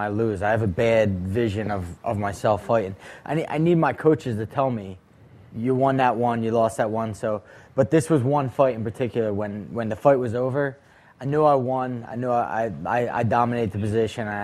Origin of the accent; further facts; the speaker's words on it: Philadelphia, Pennsylvania, United States; I was a kid from Kensington